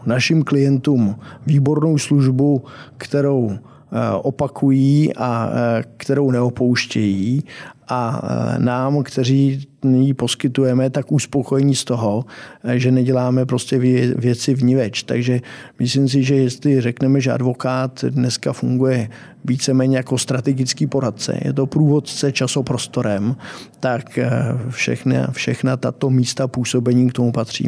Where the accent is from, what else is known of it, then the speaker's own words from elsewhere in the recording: Czechia; jako Češi